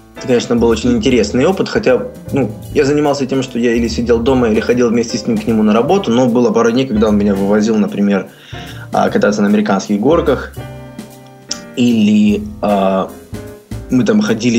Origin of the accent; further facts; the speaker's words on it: Donetsk, Donetsk Oblast, Ukraine; moved away as an adult; also born or lived in Kyiv, Ukraine; now in Columbia, United States; Сами мы из Украины, из Донецка